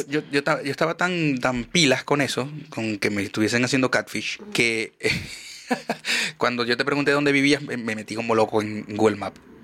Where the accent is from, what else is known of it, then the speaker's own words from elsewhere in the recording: Maracaibo, Zulia, Venezuela; moved away; yo soy maracucho